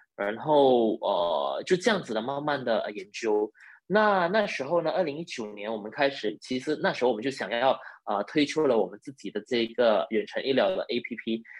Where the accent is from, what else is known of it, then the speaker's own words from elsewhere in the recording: Malaysia; also born or lived in Sabah; 我是马来西亚人，呃，大学毕业于这里，呃，马来西亚的理科大学。嗯。那我大学毕业了以后呢，就一直在沙巴，呃，的医院服务